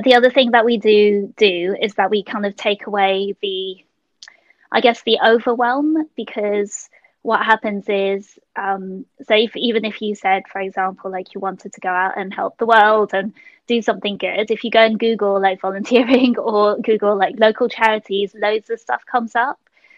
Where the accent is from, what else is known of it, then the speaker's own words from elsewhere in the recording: London, United Kingdom; I was born in London, Hammersmith Hospital. And because actually my parents are so precise. I actually originally from Malaysia, so I'm Malaysian Chinese